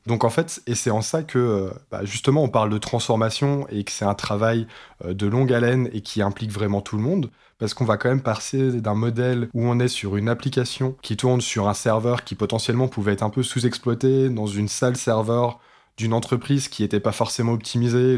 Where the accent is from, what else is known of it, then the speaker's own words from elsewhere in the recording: France; chez nous en France